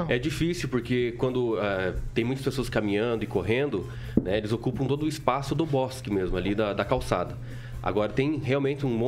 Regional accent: Curitiba, Paraná, Brazil; É, é, na verdade é meio que curitibano lá e também do sudoeste do Paraná, né?

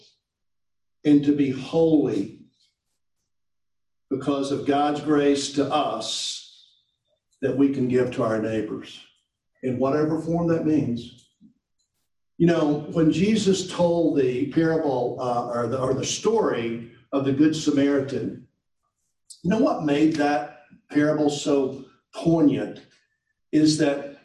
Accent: Tennessee, United States; moved away as an adult; also born or lived in Mississippi; I grew up in Tennessee.

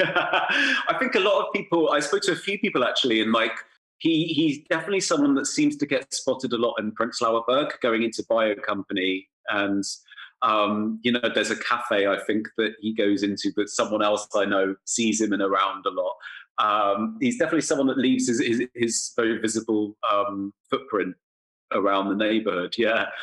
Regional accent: England, United Kingdom; also born or lived in London; now in Berlin, Germany; as an English person

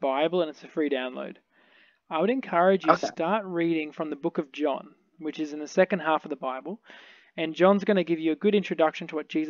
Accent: Australia; I'm from Australia.

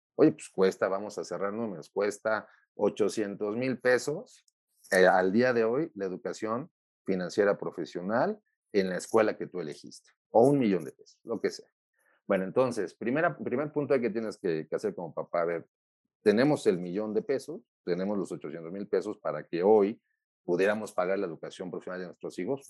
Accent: Mexico; como los mexicanos

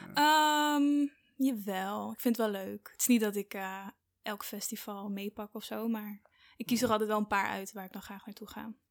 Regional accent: Ede, Gelderland, Netherlands; moved away as an adult; now in Amsterdam, Netherlands; ik kom uit Ede

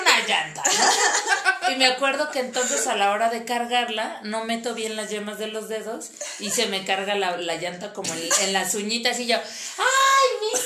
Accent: Mexico City, Mexico; sí soy de Iztapalapa, pero fina soy

